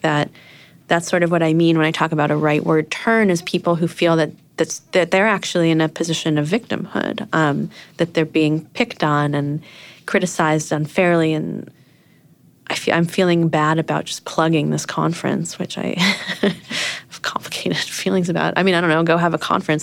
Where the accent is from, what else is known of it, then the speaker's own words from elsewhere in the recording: New York, United States; moved away as an adult; now in San Francisco, United States; I'm from Brooklyn